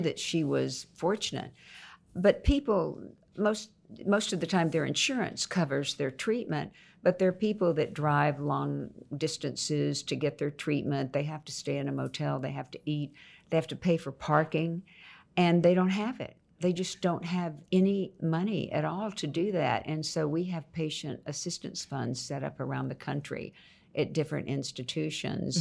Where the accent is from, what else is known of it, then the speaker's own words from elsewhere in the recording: Houston, Texas, United States; also born or lived in Nacogdoches, Texas; Then I moved to Houston to live with my mother